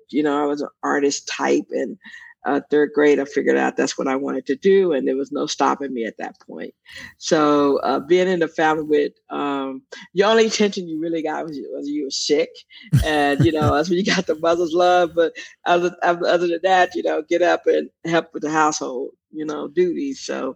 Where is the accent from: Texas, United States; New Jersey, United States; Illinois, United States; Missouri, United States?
Texas, United States; Austin; I am one of eight children. East Austin, if you know, this is a Black part of town. When I was growing up, it was for Black, poor to middle class people